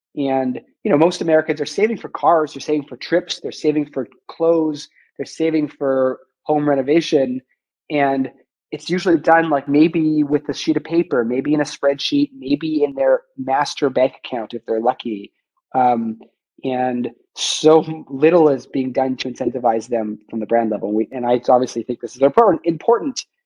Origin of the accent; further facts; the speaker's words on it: Vancouver, British Columbia, Canada; moved away; also born or lived in Montreal / Toronto; I'm a Canadian. I grew up in Vancouver, went to McGill